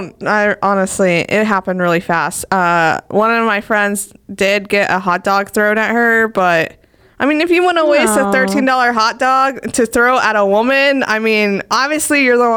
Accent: Houston, Texas, United States; Now I'm going to see them in my hometown

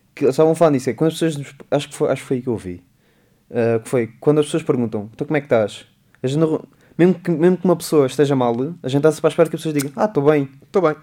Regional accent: Beja, Beja District, Portugal; é o pé de Beja, é o pé da minha terra

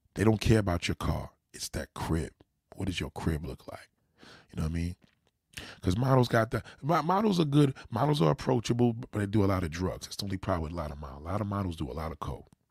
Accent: New York, United States; as a New Yorker

